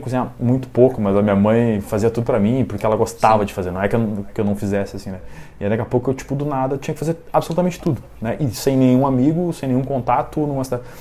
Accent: Alvorada, Rio Grande do Sul, Brazil; now in Porto Alegre, Brazil; eu sou criado em Alvorada, né, que é, para quem não conhece a região metropolitana aqui de Porto Alegre

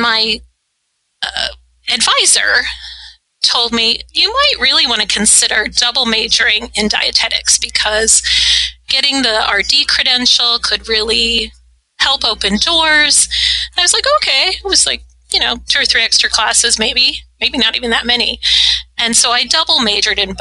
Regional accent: Ithaca, New York, United States; moved away as an adult; I grew up in Ithaca, New York

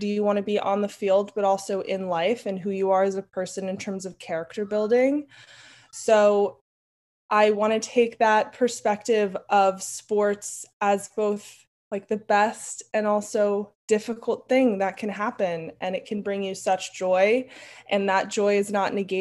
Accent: New York City, New York, United States; I grew up in Brooklyn, New York

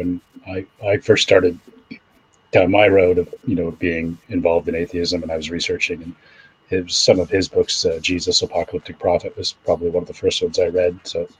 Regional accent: Canada; I grew up in a Protestant church in Canada

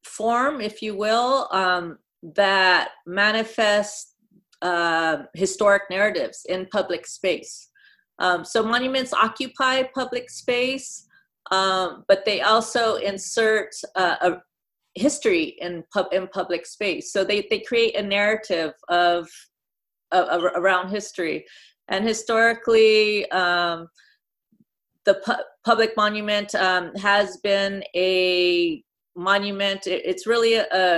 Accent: Los Angeles, California, United States; I grew up in Northeast LA. My family roots go here back in LA, like several generations.

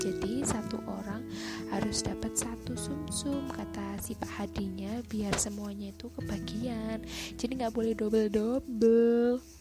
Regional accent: Malang, East Java, Indonesia

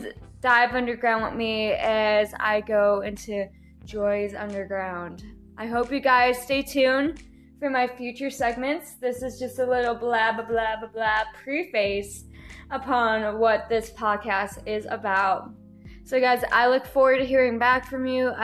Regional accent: Scranton, Pennsylvania, United States; I'm from Scranton, Pennsylvania. I've been in this area my whole life

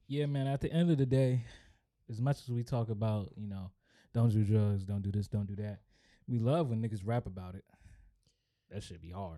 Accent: Upper Marlboro, Maryland, United States; I am from Upper Marlboro, Maryland

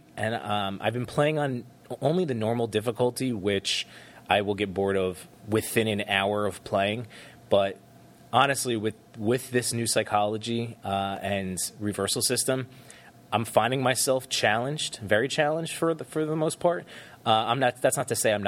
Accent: New Jersey, United States; I was born and raised in New Jersey

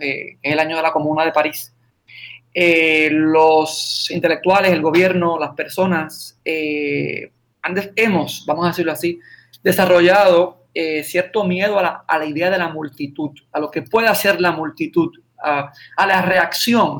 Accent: San Sebastián, Puerto Rico; now in Aguadilla, Puerto Rico; mi pueblo, San Sebastián. Yo, estoy en Aguadilla, pero mi oficina legal está en San Sebastián

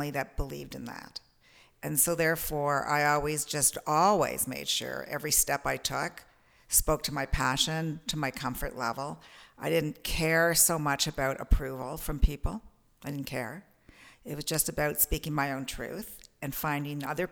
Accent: Toronto, Ontario, Canada; I'm a Torontonian, born in Toronto

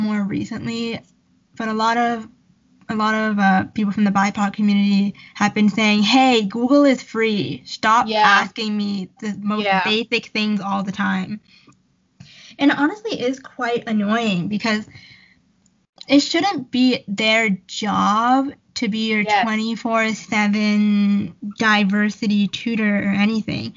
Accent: Canada; we're Canadian, in case anyone forgot. We're from Canada

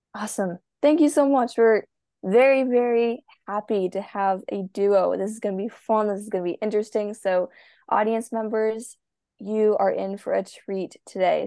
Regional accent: Minnesota, United States; I am a swimmer from the United States, Minnesota.

